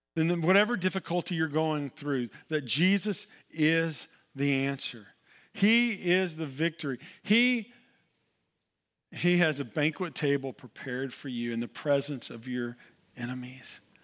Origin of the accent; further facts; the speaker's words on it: Oklahoma, United States; moved away; I'm originally from Oklahoma